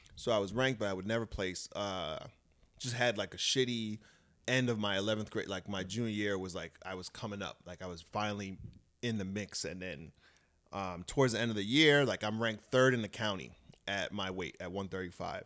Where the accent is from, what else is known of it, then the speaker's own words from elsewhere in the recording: Brentwood, New York, United States; moved away as an adult; also born or lived in Alaska / Jamaica, Queens; now in Los Angeles, United States; I grew up in, uh, Brentwood, Long Island, and, uh, a little bit in Jamaica, Queens